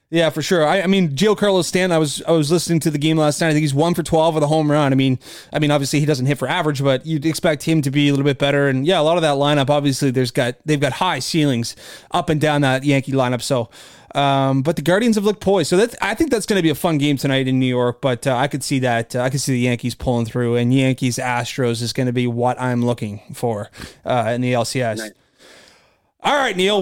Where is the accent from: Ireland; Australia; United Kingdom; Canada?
Canada; being Canadian